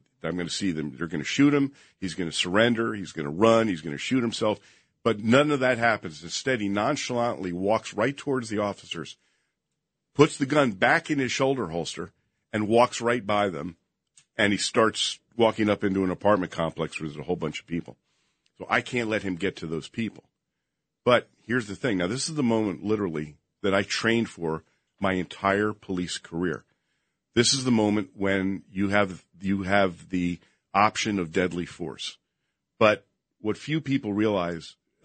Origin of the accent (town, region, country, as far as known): Princeton, New Jersey, United States; born or raised there; moved away as an adult; also born or lived in Las Vegas, Nevada